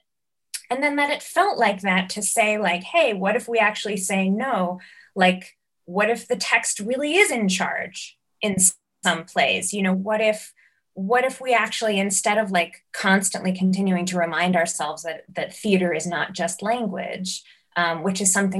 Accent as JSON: {"language": "English", "region": "New York", "country": "United States", "tie": "born or raised there", "said": "You know, I think growing up in New York and you know, kind of fortuitously getting access to the sort of kinds of experimental theater"}